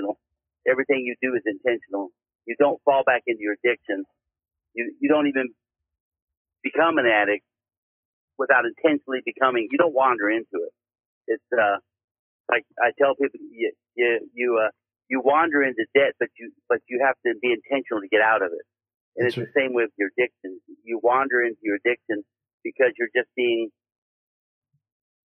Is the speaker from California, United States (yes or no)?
yes; California, United States; now in Poplar Bluff, United States; I'm originally from California